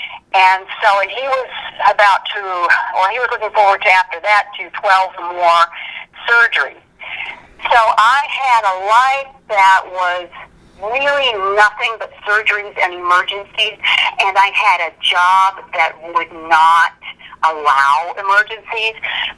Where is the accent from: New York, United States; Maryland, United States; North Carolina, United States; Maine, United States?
North Carolina, United States; Charlotte; born there; coming in from North Carolina, I was born in Charlotte, North Carolina, they said, okay, you get rid of the accent or we get rid of you.